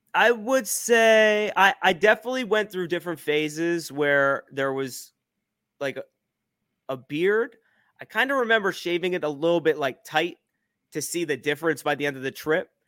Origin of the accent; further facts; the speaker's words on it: New Jersey, United States; I, I grew up in New Jersey, uh, Central Jersey